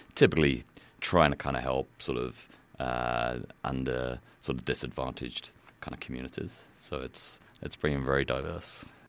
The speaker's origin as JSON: {"language": "English", "region": "England", "country": "United Kingdom", "moved": "yes", "lives_now": "Missoula, United States", "said": "being an Englishman"}